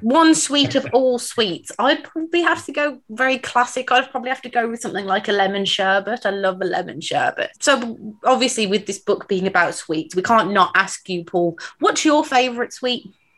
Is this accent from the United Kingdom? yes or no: yes; near Birmingham, West Midlands, United Kingdom; I'm from the area. Um, I'm not a Brummie, but I do live very close